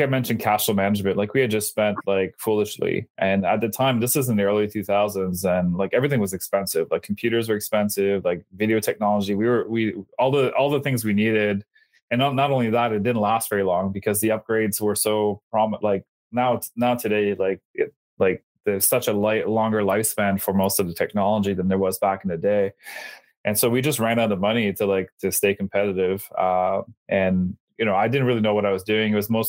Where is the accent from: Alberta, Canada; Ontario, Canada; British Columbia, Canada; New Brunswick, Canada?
New Brunswick, Canada; Bathurst; I'm from Bathurst, New Brunswick